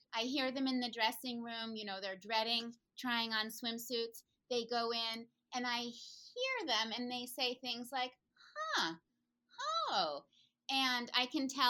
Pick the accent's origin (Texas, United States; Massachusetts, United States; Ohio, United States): Massachusetts, United States; Concord; moved away as an adult; also born or lived in California; I decided to move back to my hometown of Concord, Mass